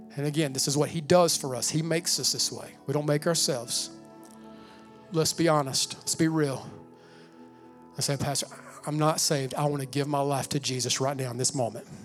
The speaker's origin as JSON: {"language": "English", "country": "United States", "said": "I'm American as they come."}